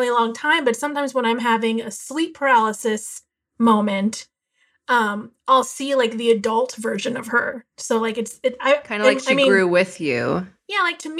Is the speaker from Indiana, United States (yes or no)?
no; Pennsylvania, United States; moved away; I'm from Pennsylvania.